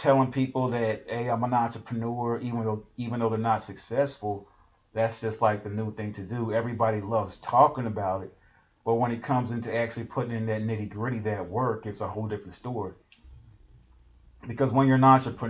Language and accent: English; Houston, Texas, United States; I'm from Houston